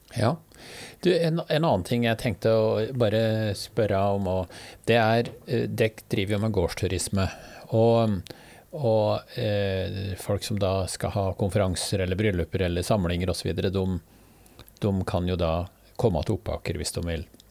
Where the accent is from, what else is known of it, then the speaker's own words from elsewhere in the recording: Hedmark, Norway; Jeg er hedmarking sjøl